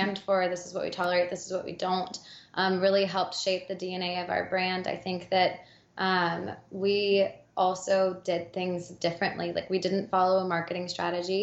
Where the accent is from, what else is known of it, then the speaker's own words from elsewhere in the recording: Alabama, United States; I grew up in the South, I grew up in Alabama